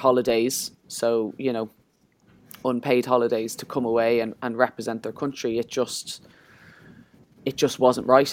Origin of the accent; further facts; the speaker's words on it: Ireland; as Irish people